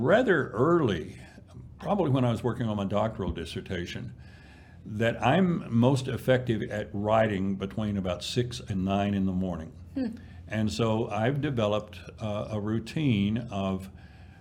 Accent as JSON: {"language": "English", "region": "East Texas", "country": "United States", "tie": "born or raised there", "said": "a farm kid growing up in East Texas"}